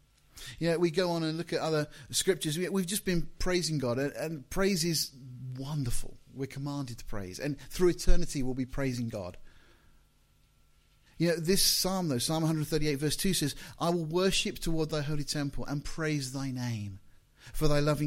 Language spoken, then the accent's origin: English; Deal, South East England, United Kingdom; now in Portsmouth, United Kingdom; I was born in Deal in Kent